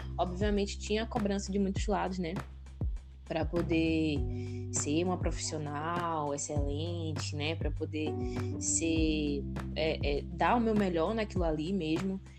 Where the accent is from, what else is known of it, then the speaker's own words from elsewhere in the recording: Bahia, Brazil; also born or lived in Conceição da Feira; eu sou baiana, né? Moro aqui na Bahia, no interior da Bahia, atualmente em Conceição da Feira.